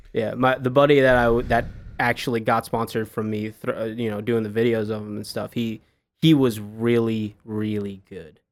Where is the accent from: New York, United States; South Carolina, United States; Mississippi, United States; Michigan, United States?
New York, United States; Long Island; moved away as an adult; also born or lived in Boston, Massachusetts / Washington D.C.; now in Dallas, United States; I grew up in Long Island, New York